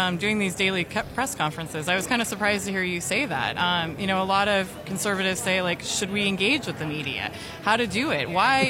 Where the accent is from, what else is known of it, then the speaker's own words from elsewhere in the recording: California, United States; my home state, California